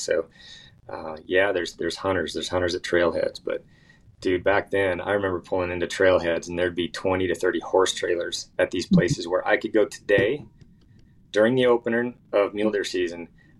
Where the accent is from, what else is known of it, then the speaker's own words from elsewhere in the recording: Washington, United States; also born or lived in Idaho / Montana; You know, I grew up in Washington and Idaho and Montana.